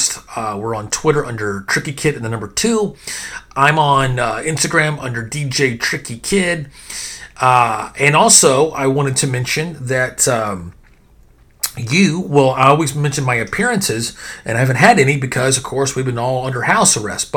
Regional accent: Texas, United States; I'm from Texas

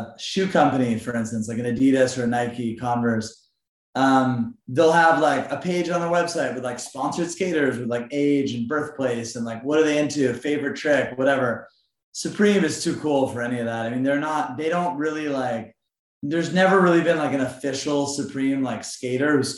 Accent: Montreal, Quebec, Canada; when I grew up in Montreal

